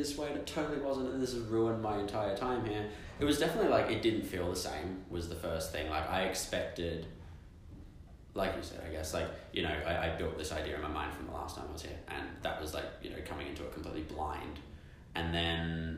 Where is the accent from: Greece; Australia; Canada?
Australia; Melbourne, Victoria; moved away as an adult; now in Taipei, Taiwan; I'm Australian. I come from Melbourne.